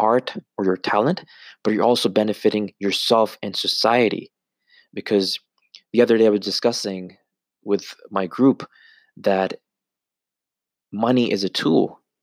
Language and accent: English; Canada; being born and raised in Canada 15, 20 years ago